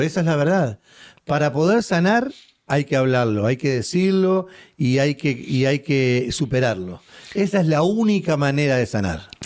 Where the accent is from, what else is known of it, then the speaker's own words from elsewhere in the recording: Uruguay; soy uruguayo